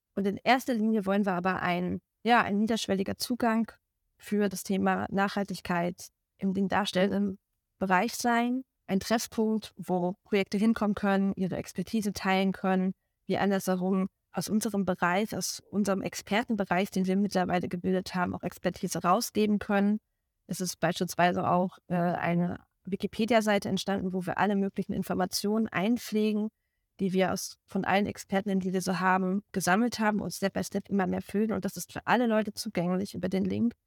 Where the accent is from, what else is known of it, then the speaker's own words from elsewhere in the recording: Rostock, Mecklenburg-Vorpommern, Germany; moved away as an adult; also born or lived in Dresden; now in Berlin, Germany; gebürtige Rostockerin und habe auch dort am Volkstheater Rostock meine Liebe zum Theater gefunden